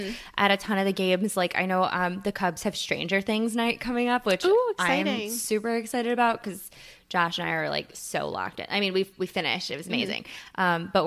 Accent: Plainfield, Illinois, United States; now in Chicago, United States; I'm from Plainfield

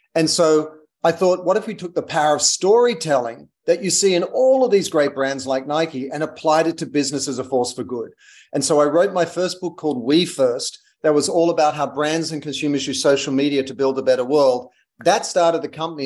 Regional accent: Australia; moved away as an adult; also born or lived in London / United States; I'm Australian

